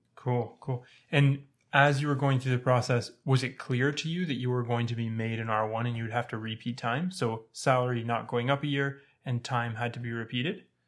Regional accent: Toronto, Ontario, Canada; moved away as an adult; now in British Columbia, Canada; I'm from Ontario. I was raised in Toronto. I moved to British Columbia for residency

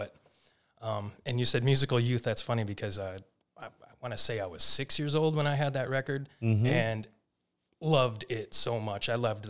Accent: Flint, Michigan, United States; also born or lived in Washington; now in Oregon, United States; So I'm originally from Flint, Michigan.

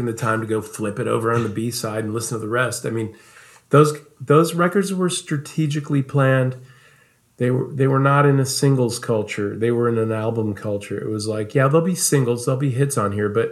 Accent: Omaha, Nebraska, United States; also born or lived in Dallas; now in Los Angeles, United States; I grew up in Nebraska, in Omaha.

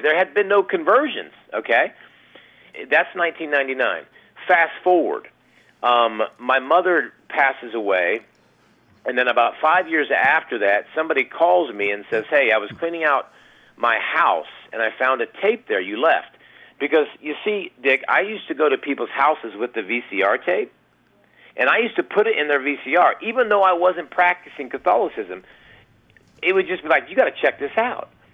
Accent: Ohio, United States; moved away as an adult; now in Texas, United States; I live in Texas, but I grew up in Ohio

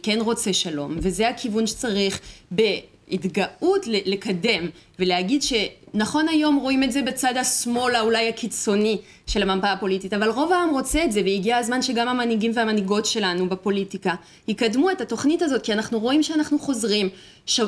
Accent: France; moved away as an adult; now in Israel; ואני גדלתי בצרפת

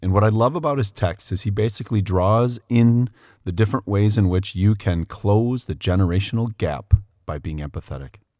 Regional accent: Port Washington, Midwest, United States; I live in my hometown

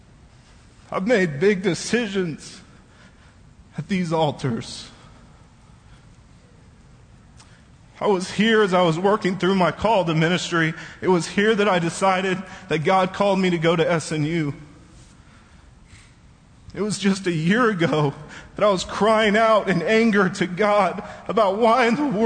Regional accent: Bethany, Oklahoma, United States; I grew up in this church. I was going to this church since before I was even born.

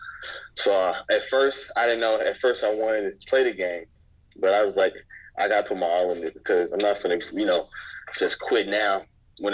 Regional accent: Huntsville, Alabama, United States; also born or lived in Madison, Alabama; I'm born and raised in Alabama, Huntsville, Alabama

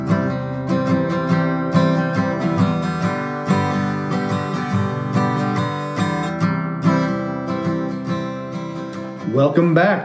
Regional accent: Maryland, United States; I grew up in Maryland

